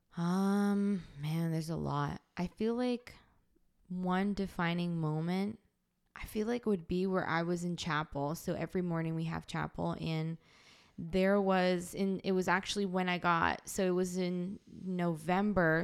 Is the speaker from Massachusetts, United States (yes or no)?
yes; Boston, Massachusetts, United States; I'm an American citizen, I was born in Boston